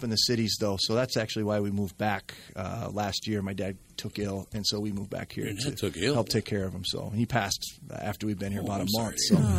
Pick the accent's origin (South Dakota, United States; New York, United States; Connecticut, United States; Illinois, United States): South Dakota, United States; Armour; moved away; I grew up in Armour, South Dakota.